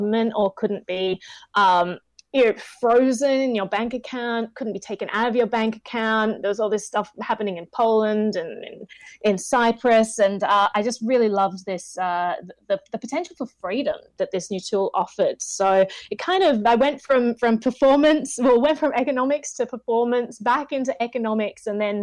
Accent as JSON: {"language": "English", "country": "Australia", "moved": "as an adult", "lives_now": "United States", "said": "I'm from Australia originally."}